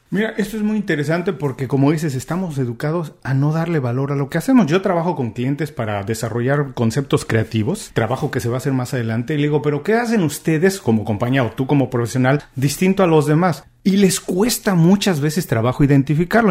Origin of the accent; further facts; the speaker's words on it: Mexico; now in Miami, United States; yo soy mexicano, vivo en Estados Unidos, en Miami